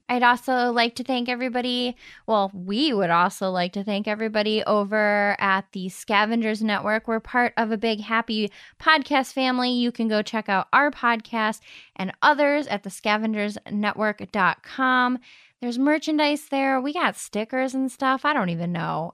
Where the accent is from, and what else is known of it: Madison, Ohio, United States